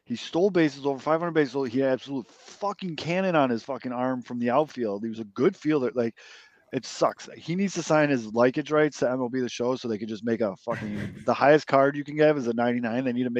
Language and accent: English; Chicago, Illinois, United States; as just a Chicagoan